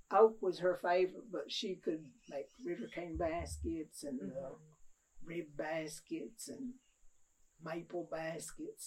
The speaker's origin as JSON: {"language": "English", "area": "Goose Creek, Qualla Boundary", "region": "North Carolina", "country": "United States", "tie": "born or raised there", "said": "I lived on Goose Creek all my life"}